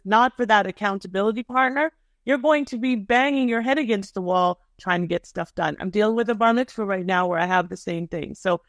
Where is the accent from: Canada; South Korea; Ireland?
Canada; Thornhill, Ontario; I'm a Toronto girl, you know. {S0} Yeah. {S1} I grew up in Thornhill.